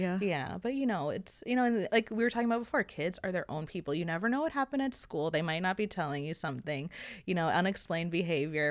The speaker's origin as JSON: {"language": "English", "town": "New York City", "region": "New York", "country": "United States", "tie": "born or raised there", "said": "I grew up in New York City, so I had a lot of friends and I was always outside"}